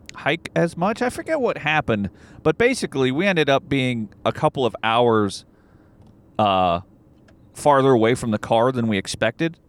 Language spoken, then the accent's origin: English; Arkansas, United States; I grew up in Arkansas